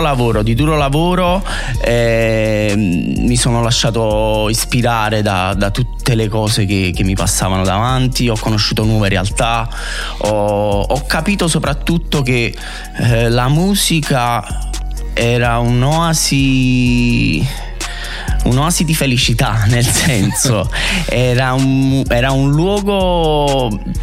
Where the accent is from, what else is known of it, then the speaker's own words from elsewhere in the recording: Naples, Campania, Italy; also born or lived in Vomero, Naples; io non sono originario del Vomero, sono di Fuorigrotta